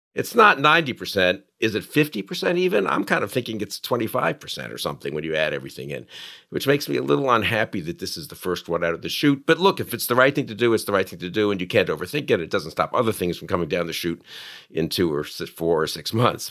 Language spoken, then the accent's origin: English; New York City, New York, United States; I grew up in New York